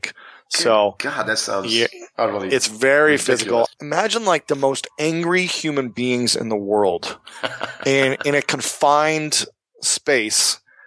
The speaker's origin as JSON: {"language": "English", "region": "Ohio", "country": "United States", "also_born_or_lived": "New York City", "moved": "as an adult", "lives_now": "Los Angeles, United States", "said": "I hail from Ohio, the greatest state in the country."}